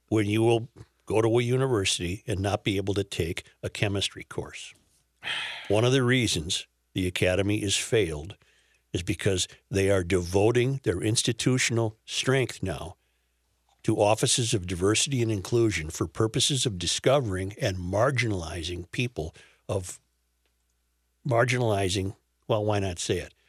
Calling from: Saint Paul, Minnesota, United States; I'm calling from Saint Paul, Minnesota

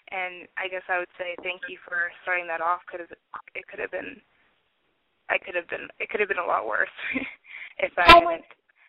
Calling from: Washington, United States; I'm calling from Washington State, and I'm 21.

